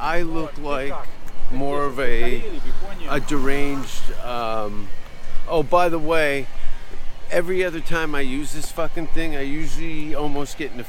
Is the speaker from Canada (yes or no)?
yes; Canada; I'm a Canadian.